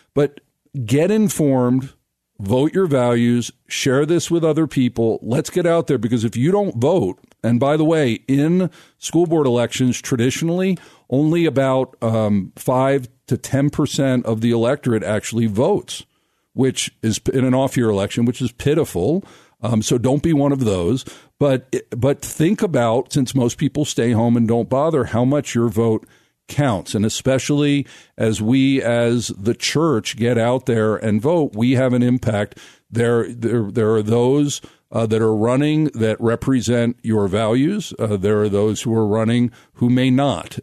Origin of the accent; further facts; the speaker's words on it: United States; moved away as an adult; also born or lived in Israel; I was born in America